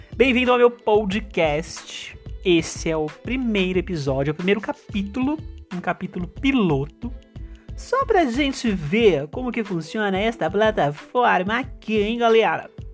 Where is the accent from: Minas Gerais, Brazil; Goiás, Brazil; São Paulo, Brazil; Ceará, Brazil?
São Paulo, Brazil; interior of; eu sou do interior de São Paulo